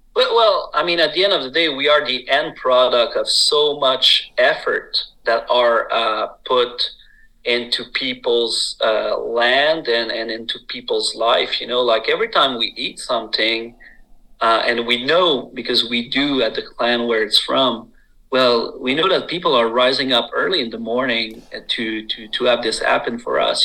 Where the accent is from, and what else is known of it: Quebec, Canada